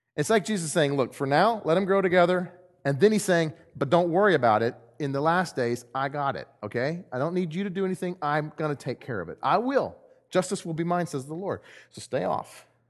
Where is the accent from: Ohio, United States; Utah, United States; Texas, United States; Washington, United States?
Texas, United States; now in Missouri, United States; I'm from Texas and we don't have trees